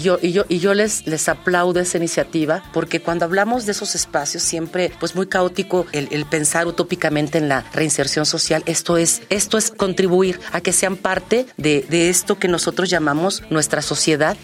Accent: Mexico; somos mexicanos

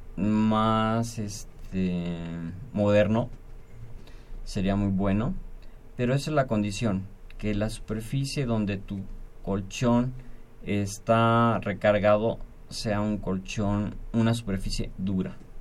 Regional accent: Mexico; La sociedad mexicana somos, la familia mexicana es muy unida

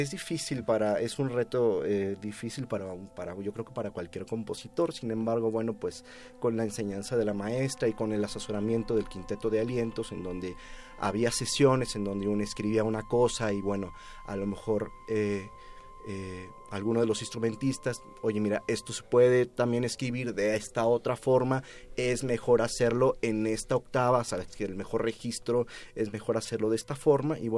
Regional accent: San Luis Potosí, Mexico; moved away as an adult; now in Mexico City, Mexico; yo vengo de la ciudad de San Luis Potosí, vine a estudiar composición aquí en la Escuela Nacional, ahora Facultad de Música de la UNAM

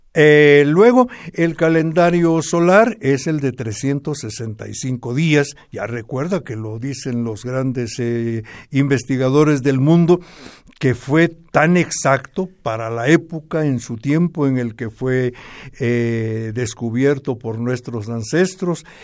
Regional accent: Momostenango, Totonicapán, Guatemala; mi pueblo

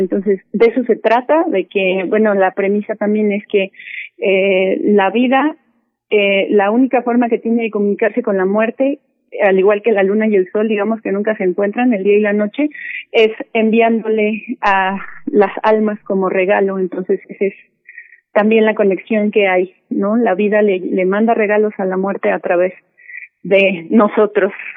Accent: Mexico City, Mexico; somos mexicanos, pues somos de, de la Ciudad de México

